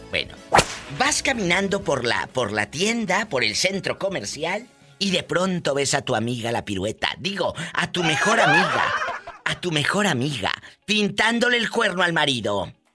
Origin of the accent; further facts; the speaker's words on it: Matamoros, Tamaulipas, Mexico; yo soy de Matamoros